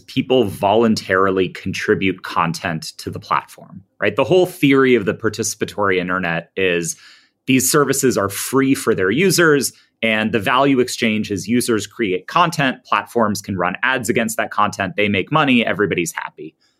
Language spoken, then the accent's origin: English; United States; I'm an American